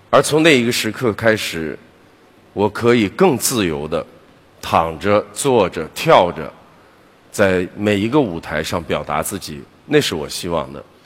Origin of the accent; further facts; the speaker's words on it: Beijing, China; 我是个北京人，当时当我决定我开始想独立的时候，我是不能再回去的。那么我开始在十几年的时间里面，我记得我在北京住过了十几个地方